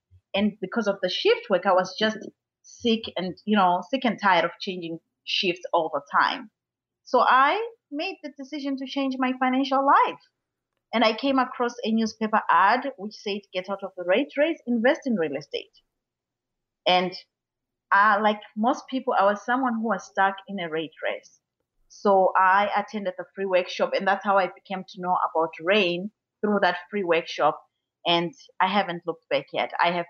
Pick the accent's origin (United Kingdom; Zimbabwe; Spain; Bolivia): Zimbabwe; From Zimbabwe.